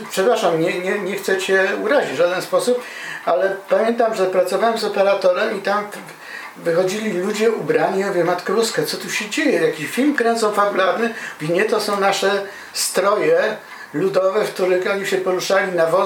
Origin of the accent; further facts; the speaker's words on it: Silesian Voivodeship, Poland; ja się wychowałem na Śląsku